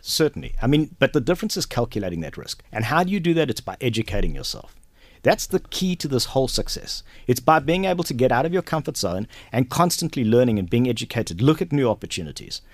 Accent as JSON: {"language": "English", "town": "Durban", "region": "KwaZulu-Natal", "country": "South Africa", "tie": "born or raised there", "also_born_or_lived": "Johannesburg / Ballymena, Antrim (mother's origin)", "moved": "as an adult", "lives_now": "Kells, Ireland", "said": "I grew up in South Africa, been there for forty-two years. Um, I was born and raised there in Durban"}